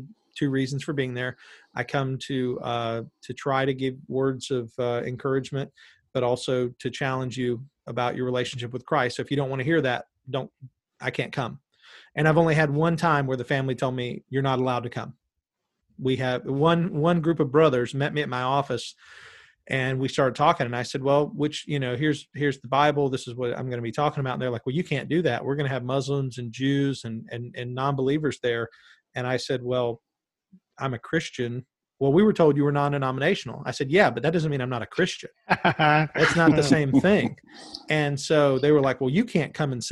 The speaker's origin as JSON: {"language": "English", "town": "Callahan", "country": "United States", "said": "We're both from Callahan"}